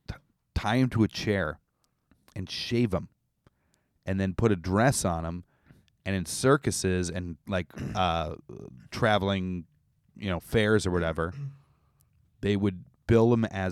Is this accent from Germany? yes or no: no; Canada; This is something as a Canadian, you know.